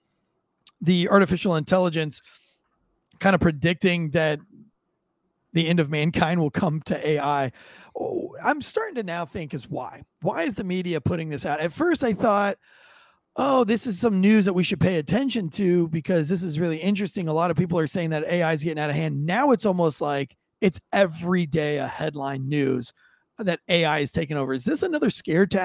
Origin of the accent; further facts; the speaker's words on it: United States; I am an American